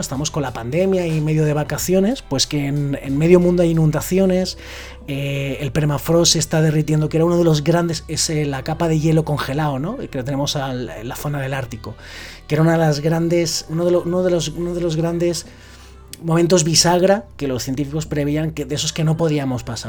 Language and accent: Spanish; Valencian Community, Spain; cae en mi tierra